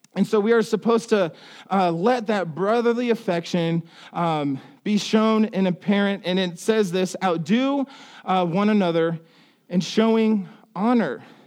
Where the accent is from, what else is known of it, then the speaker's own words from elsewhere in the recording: Ohio, United States; moved away; I come from Ohio